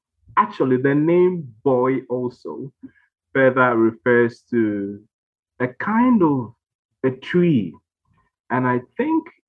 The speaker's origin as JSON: {"language": "English", "country": "Ghana", "tie": "born or raised there", "said": "I'm Ghanaian by birth"}